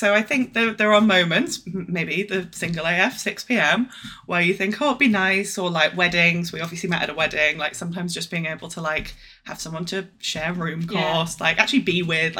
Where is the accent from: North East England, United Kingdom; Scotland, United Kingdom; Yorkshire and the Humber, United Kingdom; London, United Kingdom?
North East England, United Kingdom; Newcastle; now in Wandsworth, United Kingdom; I'm …, I'm from Newcastle/Durham originally, so a bit of a northerner, though you'll never guess, and I now live in Wandsworth.